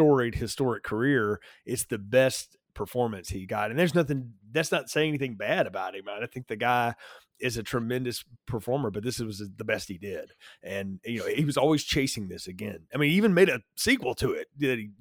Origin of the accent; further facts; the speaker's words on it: North Alabama, United States; my little hometown that I grew up in North Alabama